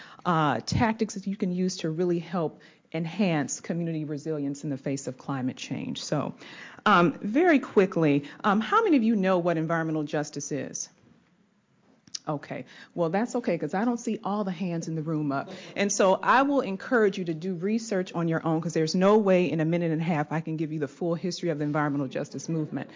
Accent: Detroit, Michigan, United States; grew up in Detroit, Michigan

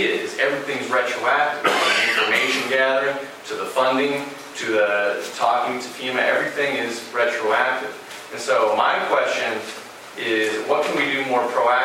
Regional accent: Houston, Texas, United States; I'm originally from Houston, Texas.

